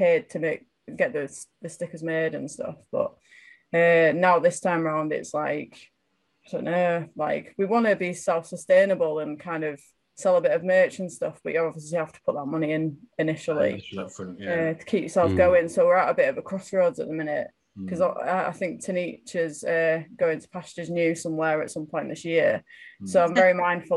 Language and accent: English; York, Yorkshire and the Humber, United Kingdom; I'm from York.